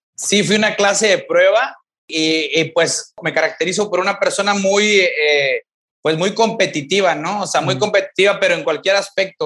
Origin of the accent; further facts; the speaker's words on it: Ejido Tierra Nueva, near Ciudad Victoria, Tamaulipas, Mexico; Yo soy de aquí de Ciudad Victoria, Tamaulipas, pero vivo, bueno, crecí fuera de Ciudad Victoria, Tamaulipas, en un ejido que se llama Ejido Tierra Nueva.